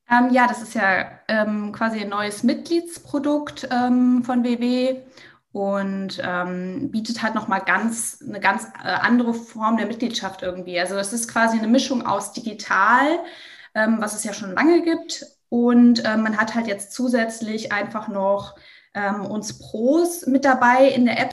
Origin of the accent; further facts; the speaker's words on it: Bavaria, Germany; Ich komme zum Beispiel auch aus Bayern